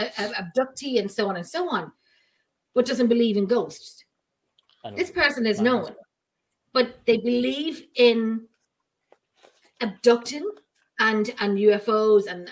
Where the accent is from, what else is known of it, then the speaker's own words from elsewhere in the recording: Ireland; I'm Irish